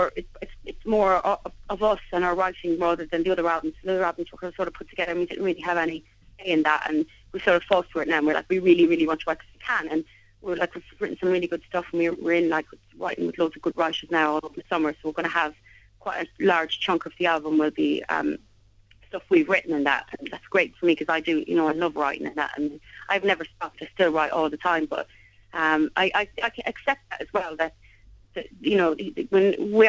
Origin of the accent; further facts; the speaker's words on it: Limerick, Munster, Ireland; I'm Munster girl. I was born in Limerick, born down the road from Thomond Park